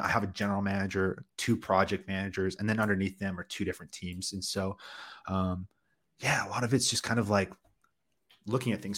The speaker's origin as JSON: {"language": "English", "country": "Canada", "tie": "born or raised there", "first_language": "English", "said": "I'm a born Canadian citizen. English is my first language, the only language I speak"}